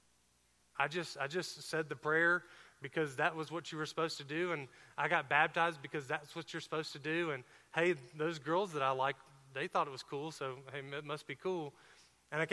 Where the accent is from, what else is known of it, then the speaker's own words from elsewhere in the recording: outside of Atlanta, Georgia, United States; now in Alabama, United States; I did grow up a little bit outside of Atlanta, Georgia